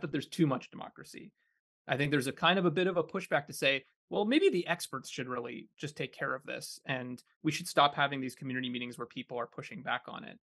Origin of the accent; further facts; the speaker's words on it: Kitchener, Ontario, Canada; moved away; I grew up in Kitchener, Ontario, uh, in a pretty suburban neighborhood